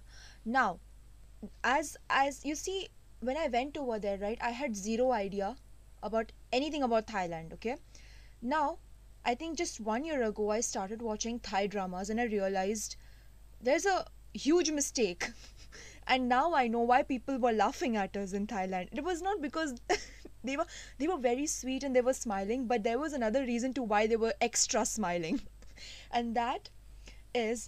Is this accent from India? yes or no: yes; India; being Indian